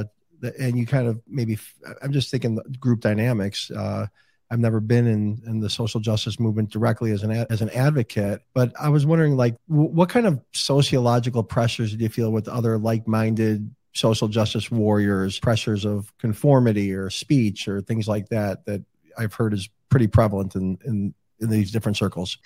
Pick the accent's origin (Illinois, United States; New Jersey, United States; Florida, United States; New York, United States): Illinois, United States; Chicago; Chicago, my hometown.